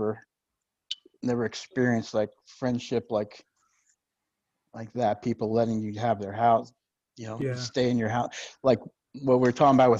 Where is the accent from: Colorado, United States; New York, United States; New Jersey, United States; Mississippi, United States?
New Jersey, United States; I'm from Jersey